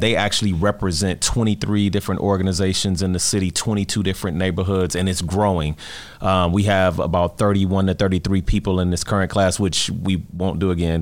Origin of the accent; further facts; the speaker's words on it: Detroit, Michigan, United States; I grew up in Detroit